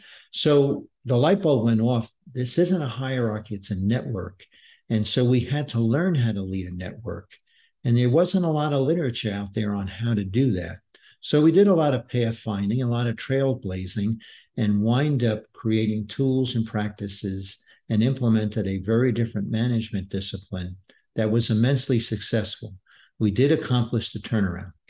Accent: New York City, New York, United States; moved away as an adult; also born or lived in Washington, D.C. / Denver, Colorado; now in Texas, United States; I grew up in uh, Brooklyn, New York, an avid New York Mets fan

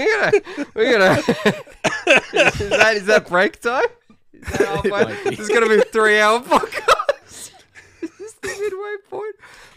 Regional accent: Australia

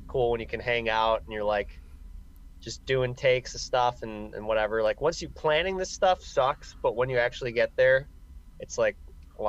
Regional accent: Chicago, Illinois, United States; growing up in the area and being the age we are, being young and growing up in Chicago

